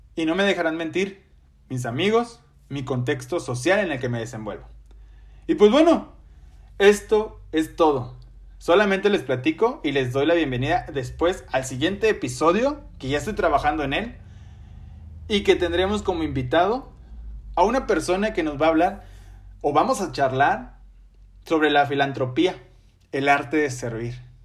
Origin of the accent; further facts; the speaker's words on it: Ciudad Victoria, Tamaulipas, Mexico; soy originario de Ciudad Victoria, Tamaulipas, orgulloso tamaulipeco y victorense de corazón